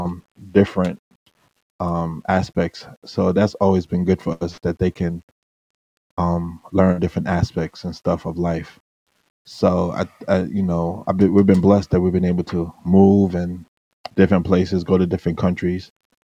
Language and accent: English; United States; Like the way I was brought up as a Bermudian, even though I was brought up in the States, I was brought up Bermudian.